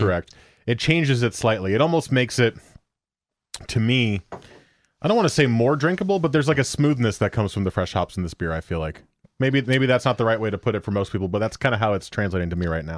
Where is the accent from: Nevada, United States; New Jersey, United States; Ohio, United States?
New Jersey, United States; now in Beaverton, United States; My home hometown is still in New Jersey, but my new hometown in Beaverton